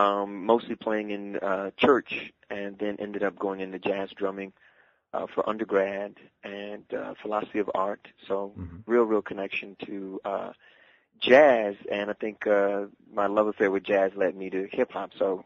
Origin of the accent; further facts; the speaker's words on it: Dallas, Texas, United States; No, I actually grew up in the South, in Dallas, Texas.